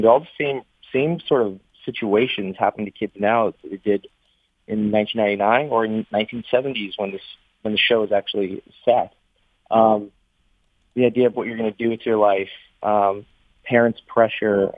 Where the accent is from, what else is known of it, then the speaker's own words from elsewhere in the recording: Canada; I'm from Canada